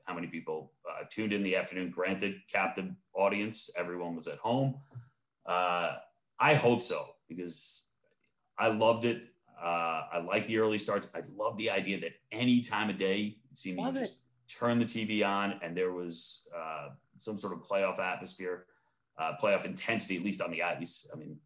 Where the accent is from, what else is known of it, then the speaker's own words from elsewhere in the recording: Long Island, New York, United States; I grew up on Long Island